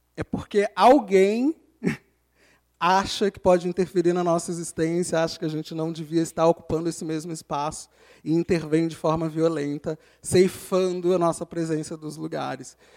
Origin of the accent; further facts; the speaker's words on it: Rio de Janeiro, Brazil; moved away as an adult; now in São Paulo, Brazil; Eu sou carioca, como meus colegas aqui